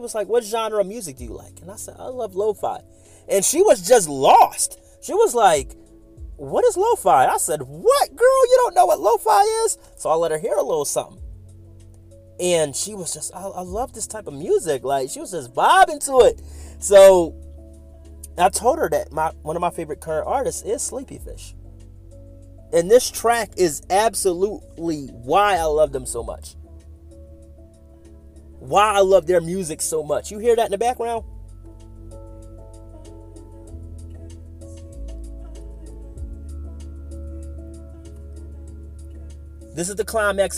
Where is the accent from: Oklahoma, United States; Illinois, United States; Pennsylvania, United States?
Pennsylvania, United States; Philadelphia; moved away; my hometown of Philadelphia.